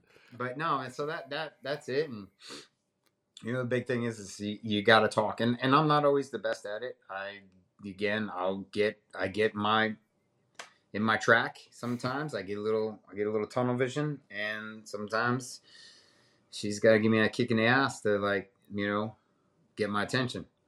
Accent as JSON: {"language": "English", "town": "Middletown", "region": "Connecticut", "country": "United States", "also_born_or_lived": "Alaska / Wilmington, North Carolina", "moved": "yes", "lives_now": "North Carolina, United States", "said": "I'm originally from Middletown, Connecticut"}